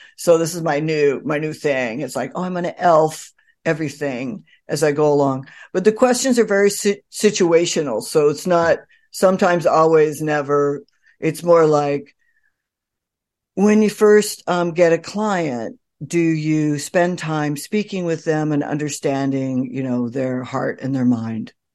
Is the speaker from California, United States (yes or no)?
yes; California, United States; moved away as an adult; also born or lived in New York City; I grew up in California.